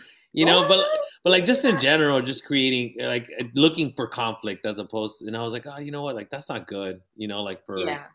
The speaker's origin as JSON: {"language": "English", "town": "National City", "region": "California", "country": "United States", "tie": "born or raised there", "said": "I grew up in National City"}